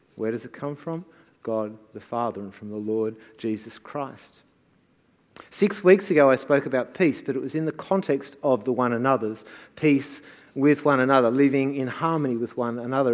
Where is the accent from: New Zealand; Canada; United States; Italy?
New Zealand; moved away; I was born in New Zealand.